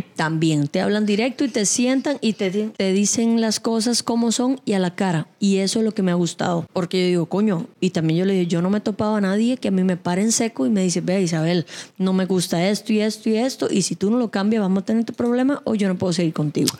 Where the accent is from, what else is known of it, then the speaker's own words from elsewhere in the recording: Cuba; now in Costa Rica; Yo soy de Cuba